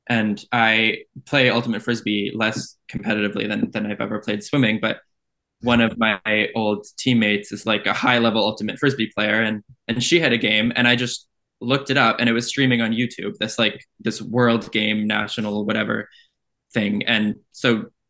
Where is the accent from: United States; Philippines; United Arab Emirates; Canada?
Canada; I am from Canada